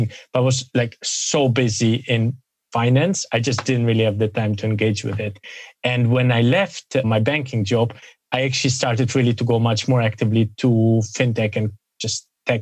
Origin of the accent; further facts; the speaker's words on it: Germany; now in United Kingdom; I grew up in Germany, studied in the UK